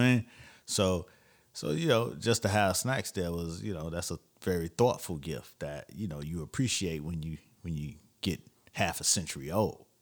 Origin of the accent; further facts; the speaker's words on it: Florida, United States; I'm from Florida